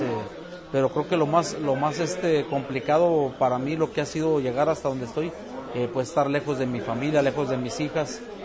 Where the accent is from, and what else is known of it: Mexico; born or raised there; moved away as an adult; now in San Diego, United States